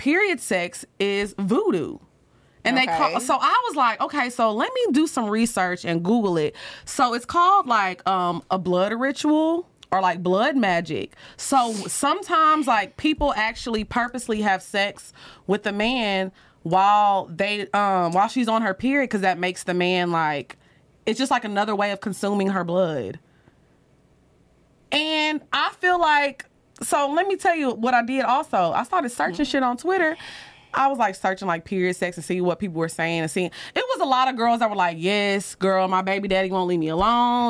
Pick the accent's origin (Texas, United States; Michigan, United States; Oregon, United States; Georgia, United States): Texas, United States; we're both from Texas, and we're like right on the border of Louisiana